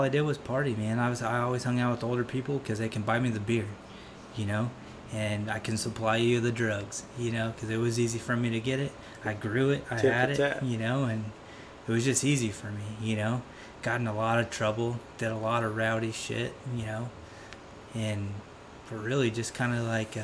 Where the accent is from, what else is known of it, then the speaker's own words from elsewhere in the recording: Piñon Hills, California, United States; I was born in Pinyon Hills, California, which is a super small town in the high desert of Phelan, of Southern California. And, you know, went to high school out there. Basically born and raised out there